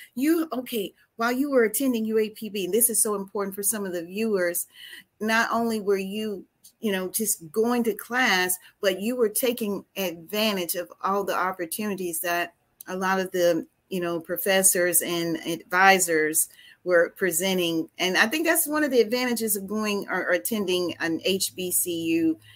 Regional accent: Marvell, Arkansas, United States; we graduated from Marvel High School together

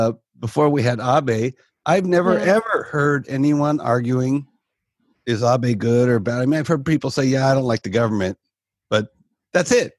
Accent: United States; now in Japan; I'm from America

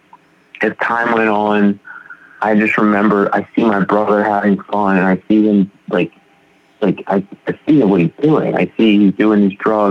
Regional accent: Baltimore, Maryland, United States; grew up in Baltimore, great family

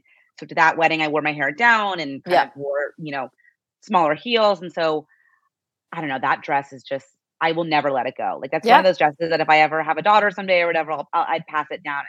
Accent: Scottsdale, Arizona, United States; moved away; also born or lived in New York; growing up in Scottsdale, Arizona, where it's primarily white

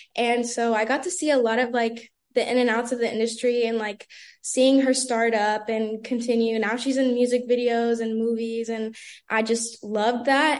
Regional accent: Brandon, Florida, United States; I'm originally from Brandon, Florida

